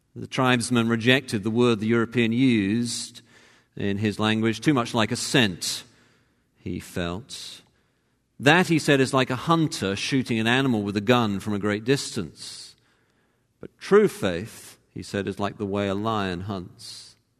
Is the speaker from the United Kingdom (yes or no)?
yes; Cambridge, East of England, United Kingdom; moved away; I'm from Cambridge